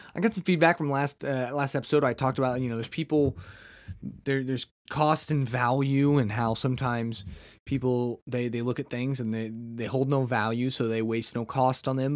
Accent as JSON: {"language": "English", "country": "United States", "said": "I'm just a red-blooded American"}